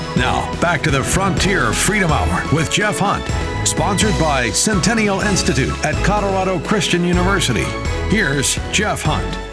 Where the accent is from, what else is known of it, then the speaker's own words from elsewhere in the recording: England, United Kingdom; accent: English; That's my English